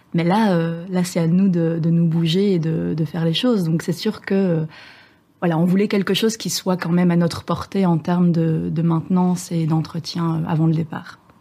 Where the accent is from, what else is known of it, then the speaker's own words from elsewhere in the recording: Belgium; moved away as an adult; now in France; je viens de Belgique, mais j'habite euh, à bord de mon voilier depuis quelques mois en France